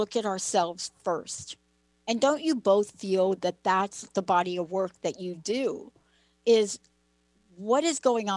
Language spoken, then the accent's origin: English; East Coast, United States; moved away; Linda and I both grew up on the East Coast